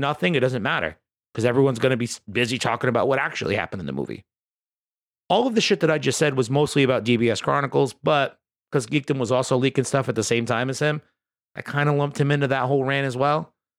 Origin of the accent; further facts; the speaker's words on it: United States; as an American